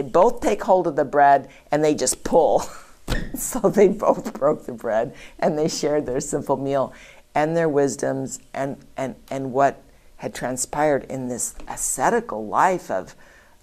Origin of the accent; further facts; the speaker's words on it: Southern Oregon, United States; I grew up in Southern Oregon, a mile from the entrance to the wildlife safari